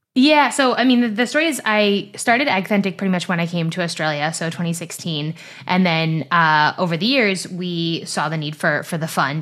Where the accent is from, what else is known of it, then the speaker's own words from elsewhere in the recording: Silicon Valley, California, United States; moved away as an adult; also born or lived in East Coast of the US; I grew up in Silicon Valley in California, about ten minutes from where Google is based